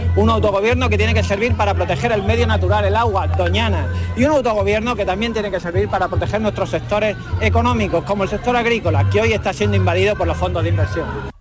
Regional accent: Seville, Andalusia, Spain; Soy de Sevilla

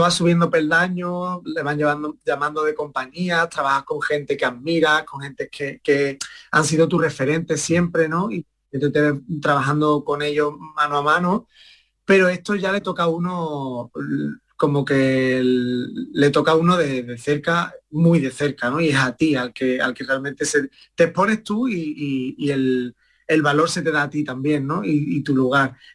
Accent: Estepona, Andalusia, Spain; mi madre me empezó a llevar a la escuela de Estepona, de allí de mi pueblo, y, y nada, empezó como realmente como un juego

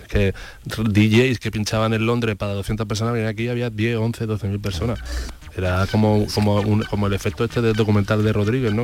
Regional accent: Andalusia, Spain; ha formado mucho parte de nuestra identidad, ¿no? Como andaluces

